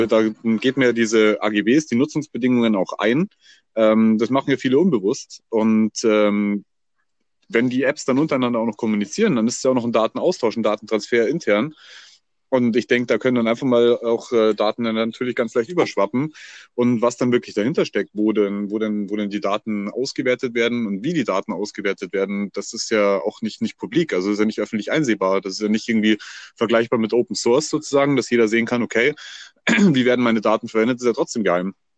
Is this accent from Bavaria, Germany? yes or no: yes; Bavaria, Germany; bei uns in Bayern